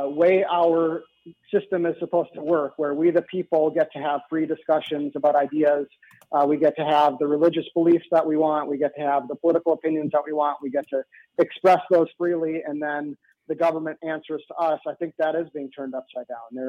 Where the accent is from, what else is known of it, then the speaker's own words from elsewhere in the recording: Andover, Minnesota, United States; now in Ramsey, United States; I grew up in Andover. I live in Ramsey.